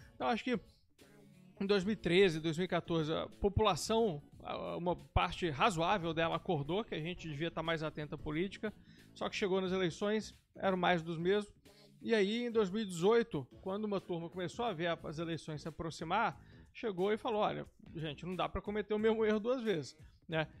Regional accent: Belo Horizonte, Minas Gerais, Brazil; moved away; also born or lived in Curitiba / São Paulo; eu sou de Belo Horizonte, mas acabei saindo de casa pra fazer intercâmbio, depois fui fazer faculdade em Curitiba, trabalhar em São Paulo

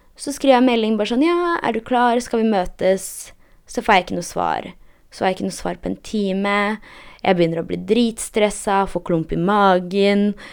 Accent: Poland; now in Norway; jeg er polsk

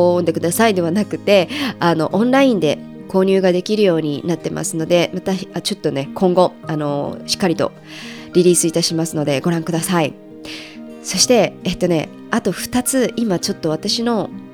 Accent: Japan; 私が生まれ育った場所は日本

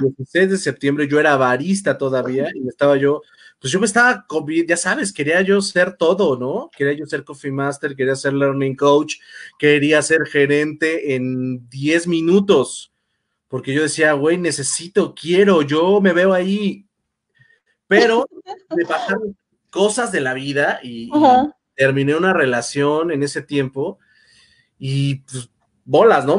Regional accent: Mexico; así en realidad somos los mexicanos en general

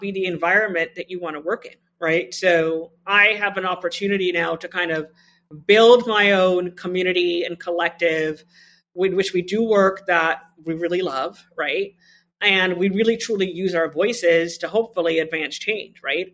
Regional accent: Trinidad & Tobago; moved away; I grew up with two parents who were health equity pioneers in my home country of Trinidad and Tobago

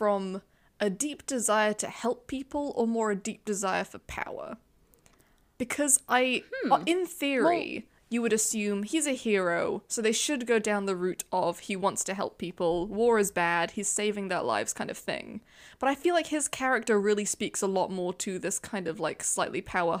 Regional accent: Wales, United Kingdom; yeah, I am Welsh. I'm just making fun of my own country.

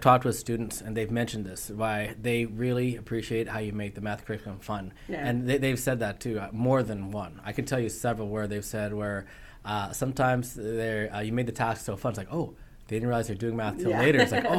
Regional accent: Bremerton, Washington, United States; I started here in August. I'm from Bremerton. I live in Bremerton. So I still feel like I'm relatively new here to the Chimacum community.

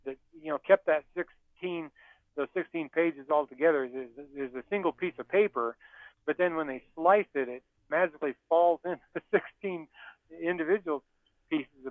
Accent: the West, United States; I grew up in the West where we depended on rain and irrigation canals and irrigation pipe

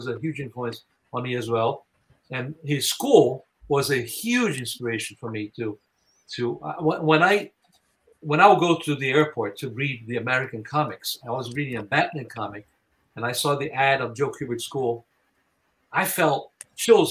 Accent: Brazil; moved away; I was born in Brazil

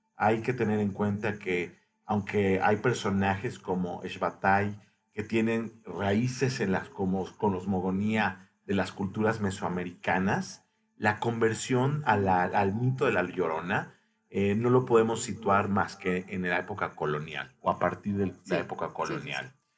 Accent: Mexico

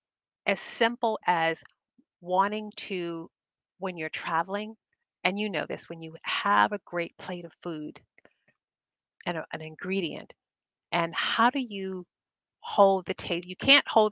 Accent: United States; I grew up here in the United States, American family, on table salt.

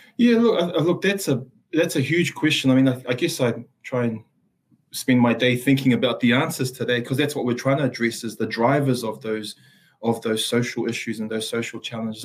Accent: Auckland, New Zealand; first language Samoan; English is a second language; also born or lived in Samoa; moved to the capital center of the universe, which is Mangere in South Auckland. Uh, grew up in uh, some really tough circumstances

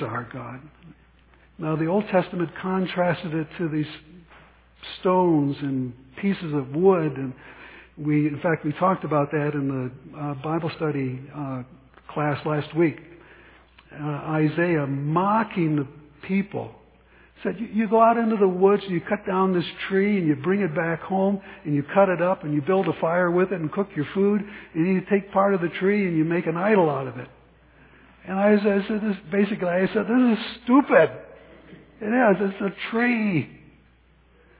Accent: United States

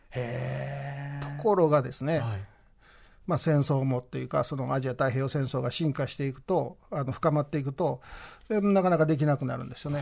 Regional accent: Osaka, Japan; 私はね、大阪出身で、大阪に暮らしてて

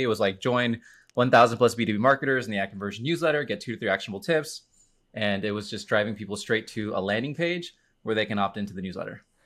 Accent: Miami, Florida, United States; I am from Miami, Florida. I am a Hispanic, I'm Cuban Puerto Rican

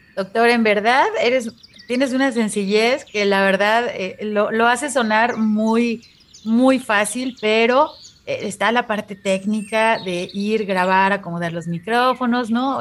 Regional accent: Mexico; nos da identidad a nosotros como cultura mexicana

